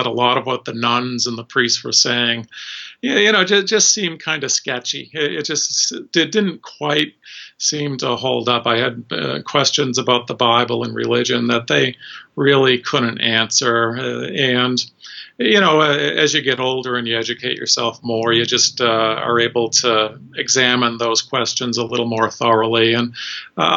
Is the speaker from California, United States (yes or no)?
no; suburban Boston, Massachusetts, United States; I grew up in Massachusetts, suburban Boston, in a Catholic household